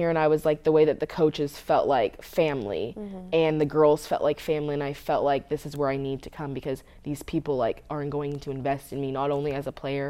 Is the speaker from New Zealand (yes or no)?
no; West Coast, United States; And I grew up on the West Coast, obviously. I grew up going to USC games or UCLA games.